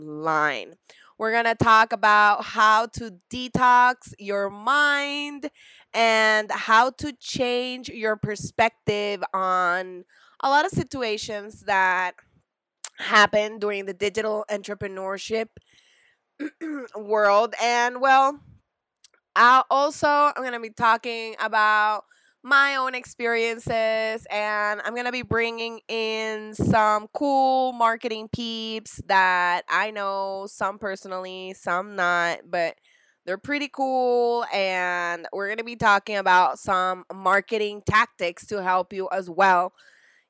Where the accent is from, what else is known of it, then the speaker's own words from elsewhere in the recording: El Salvador; I'm from El Salvador